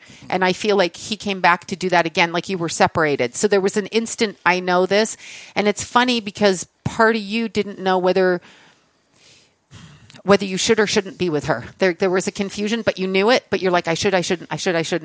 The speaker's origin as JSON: {"language": "English", "country": "Canada", "said": "I'm Canadian"}